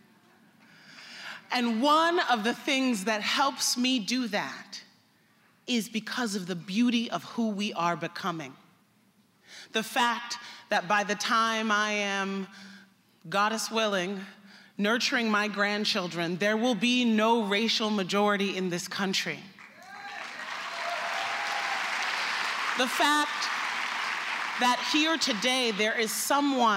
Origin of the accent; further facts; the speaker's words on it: United States; I'm an American